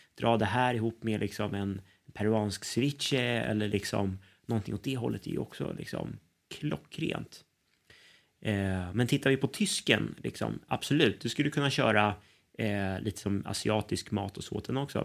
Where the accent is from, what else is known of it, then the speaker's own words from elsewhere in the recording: Sweden; oss som, som svenskar